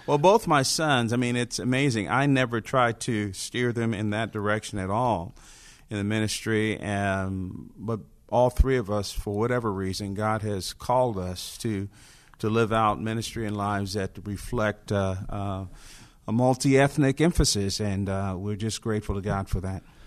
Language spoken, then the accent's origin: English; Newark, New Jersey, United States; now in Roswell, United States; I was born and raised in Newark, New Jersey in the fifties